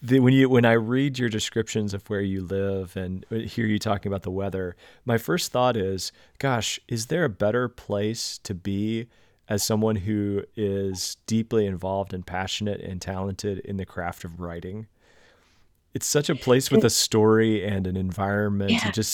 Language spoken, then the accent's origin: English; Illinois, United States; in my home state of Illinois, we are all in stay at home